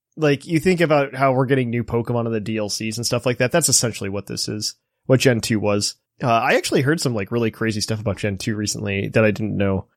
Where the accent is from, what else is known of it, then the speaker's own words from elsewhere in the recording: United States; as a kid growing up in America